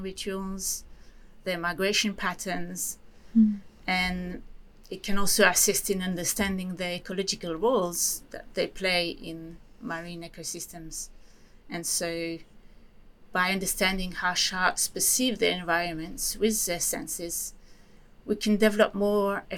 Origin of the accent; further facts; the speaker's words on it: Switzerland; moved away; I come from Switzerland, you know, which is a landlocked country.